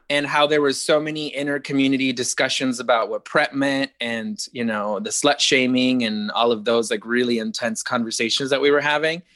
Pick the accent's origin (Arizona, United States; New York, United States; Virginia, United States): Arizona, United States; I grew up in Arizona where it was like abstinence only